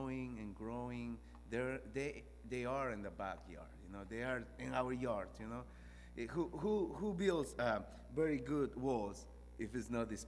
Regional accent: Peru; moved away as an adult; now in Tullahoma, United States; I'm from Peru. I've been in the States about 9 years now.

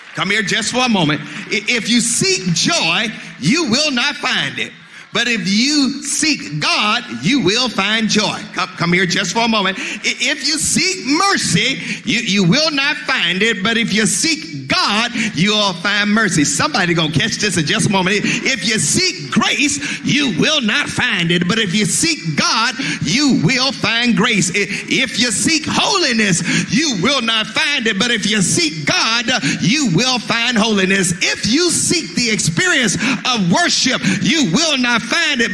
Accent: Mississippi, United States; I'm from Mississippi

